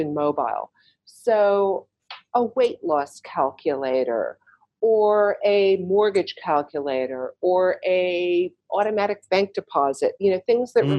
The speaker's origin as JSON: {"language": "English", "town": "Chicago", "region": "Illinois", "country": "United States", "tie": "born or raised there", "moved": "yes", "lives_now": "New York, United States", "said": "I grew up in Chicago"}